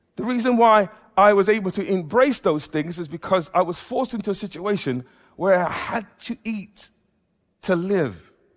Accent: England, United Kingdom; I'm an Englishman, I am, I've been brought up in an Afro-Caribbean background

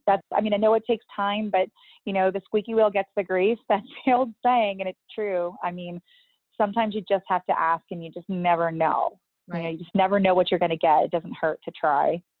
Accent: Hudson, Massachusetts, United States; I grew up in Hudson, Mass.

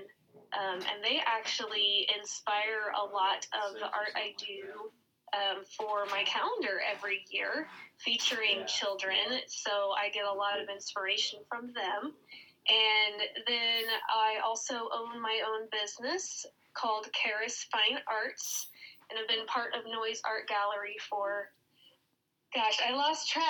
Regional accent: Lincoln, Nebraska, United States; I grew up in and around Lincoln, so I'm a Lincoln, Nebraska native

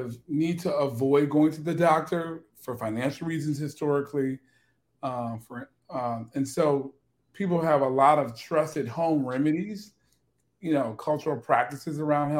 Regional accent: Chicago, Illinois, United States; I am from Chicago, and I am definitely growing up in kind of the Black South side of Chicago

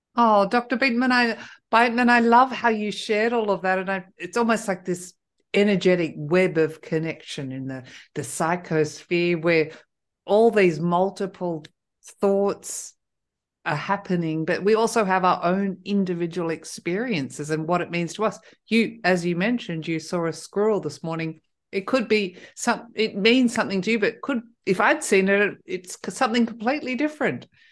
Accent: Australia; now in France; I'm originally Australian

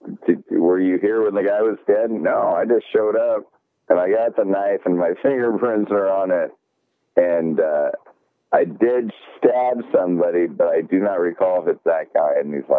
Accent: Tacoma, Washington, United States; I'm from Tacoma, and we're kind of close to Seattle

